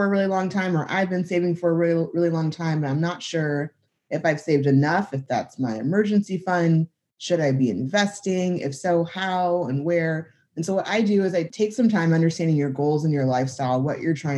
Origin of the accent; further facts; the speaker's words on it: Southern California, United States; moved away as an adult; also born or lived in San Diego; now in Tulsa, United States; I grew up in Southern California, so that'll always have a big piece of me